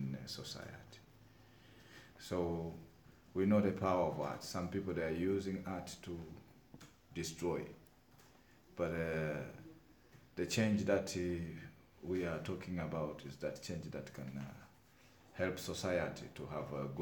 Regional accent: Tanzania; from Tanzania

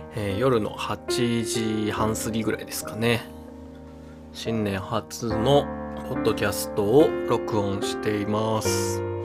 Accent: Nagoya, Aichi, Japan; now in Tokyo, Japan; 地元の名古屋に帰ってましたが今年は東京で過ごしています

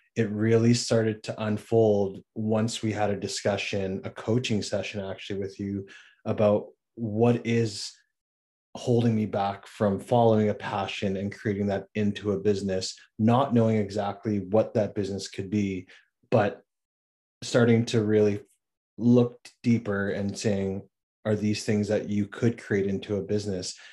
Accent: Regina, Saskatchewan, Canada; moved away as an adult; now in Victoria, Canada; I'm originally from Regina, Saskatchewan. That's where I was born and raised

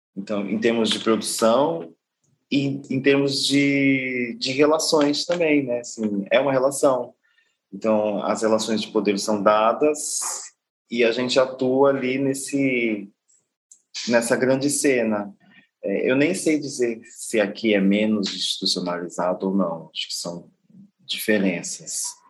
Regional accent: Guarulhos, São Paulo, Brazil; moved away as an adult; now in São Luís, Brazil; Eu sou nascido em Guarulhos

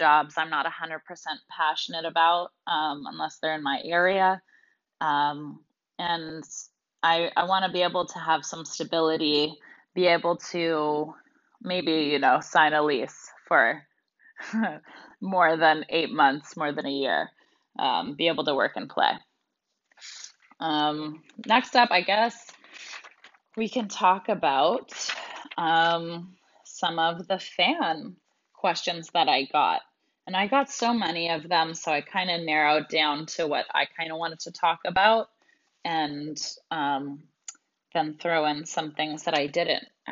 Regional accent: Canada; moved away as an adult; also born or lived in United States / Russia; growing up in Canada

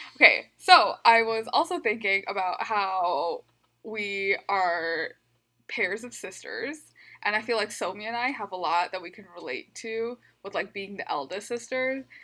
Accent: Midwest, United States; growing up in the Midwest

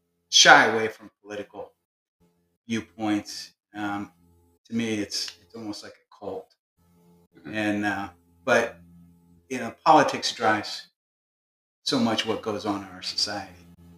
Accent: Canton, Ohio, United States; I grew up in Canton, Ohio, home of Football Hall of Fame.

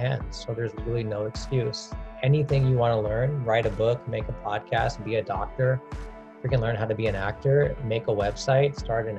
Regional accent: Orange County, California, United States; also born or lived in India; now in Los Angeles, United States; I grew up in Orange County

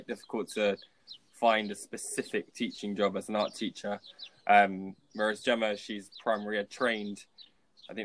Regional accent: London, United Kingdom; moved away as an adult; also born or lived in Leicester; now in Marbella, Spain; I was born in London and I went to university in Leicester for 3 years. But I mean, that's the only time that I ever lived away from London.

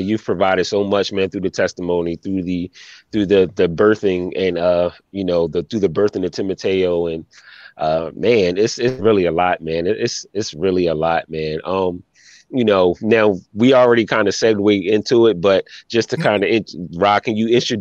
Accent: Philadelphia, Pennsylvania, United States; all of us here have been born and raised in Philly. I was born and raised in North

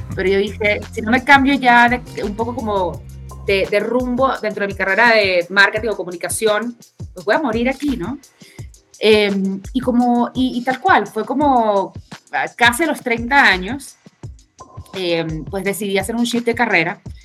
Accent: Caracas, Capital District, Venezuela; accent: Venezuelan; moved away as an adult; now in Mexico; Yo soy venezolana, caraqueña, tengo 12 años en México

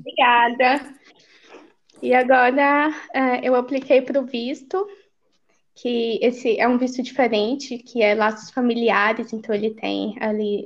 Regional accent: Goiás, Brazil; moved away as an adult; also born or lived in Pires do Rio, Goiás / Goiânia, Goiás; now in Finland; eu sou ah, de Goiás. Eu nasci no interior, em Pires do Rio, mas eu morei 10 anos em Goiânia

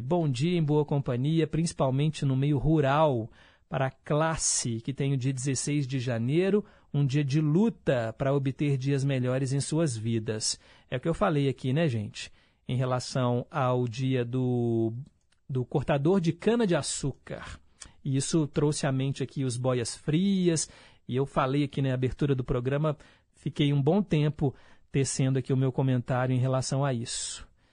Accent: Belo Horizonte, Minas Gerais, Brazil; aqui em Belo Horizonte, né, aqui em Minas Gerais, a gente fala o ti, né?

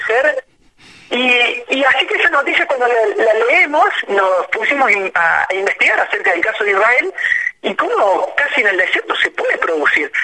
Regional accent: Río Cuarto, Córdoba, Argentina; moved away; tres somos de Córdoba, somos de Córdoba.

